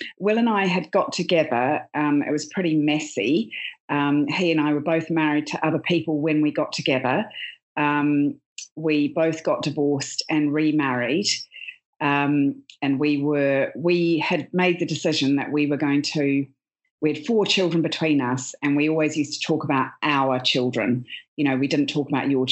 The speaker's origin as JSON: {"language": "English", "country": "New Zealand", "moved": "as an adult", "lives_now": "United Kingdom", "said": "I'm originally from New Zealand, and I was a journalist, a radio journalist, and worked in television and print. I've been living in the UK"}